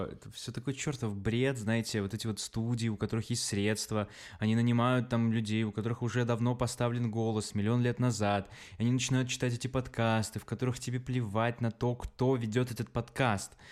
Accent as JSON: {"language": "Russian", "country": "Belarus", "said": "мы чуваки из Беларуси"}